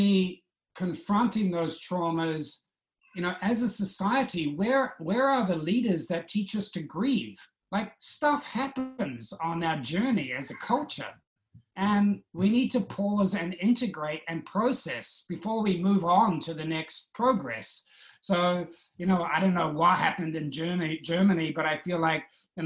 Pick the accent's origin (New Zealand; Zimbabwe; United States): New Zealand; I was brought up in New Zealand